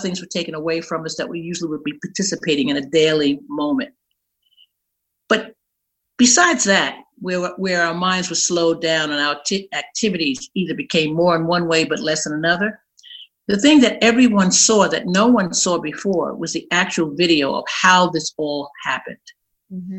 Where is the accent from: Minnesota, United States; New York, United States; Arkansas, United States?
New York, United States; New York City; also born or lived in North Carolina; I'm born and raised in Brooklyn, New York